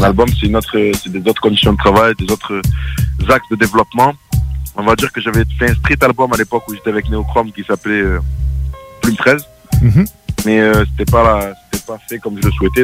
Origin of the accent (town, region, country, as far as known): France